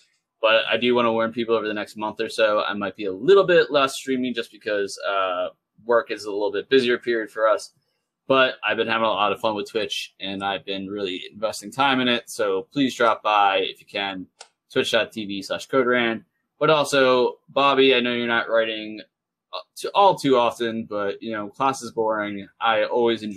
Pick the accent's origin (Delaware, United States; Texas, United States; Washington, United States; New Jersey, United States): Delaware, United States; I'm just from Delaware.